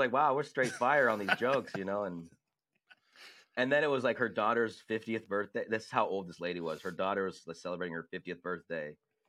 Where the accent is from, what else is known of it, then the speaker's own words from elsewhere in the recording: San Diego, California, United States; I grew up in San Diego.